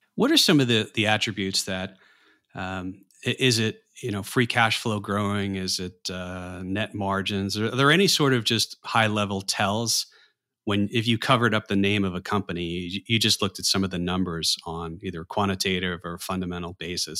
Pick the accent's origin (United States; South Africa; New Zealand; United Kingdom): United States; New York area; growing up in the New York area